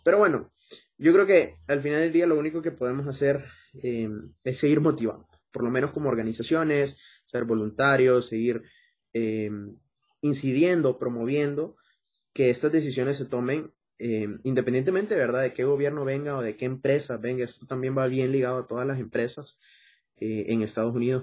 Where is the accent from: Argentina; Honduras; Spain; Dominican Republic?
Honduras